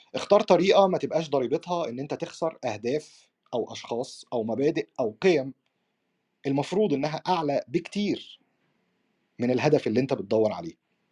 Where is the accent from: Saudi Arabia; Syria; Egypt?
Egypt; احنا عندنا في مصر